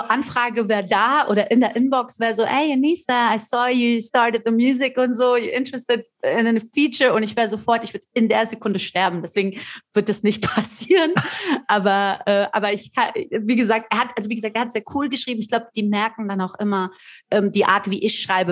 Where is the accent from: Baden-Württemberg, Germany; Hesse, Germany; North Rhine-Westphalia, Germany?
Hesse, Germany; Frankfurt; ich bin in Frankfurt zur Schule gegangen